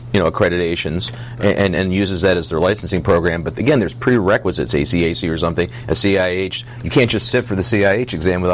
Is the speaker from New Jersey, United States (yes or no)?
no; New York, United States; I'm from New York, obviously, and I am a licensed mold assessor there now